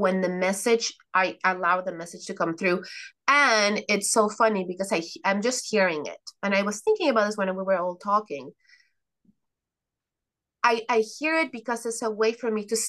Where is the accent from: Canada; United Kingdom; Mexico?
Mexico; moved away; I come from Mexico